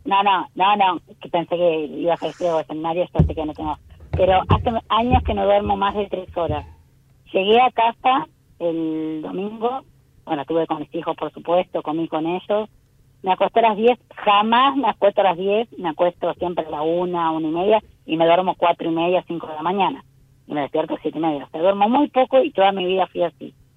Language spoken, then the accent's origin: Spanish; Montevideo, Uruguay; yo soy uruguaya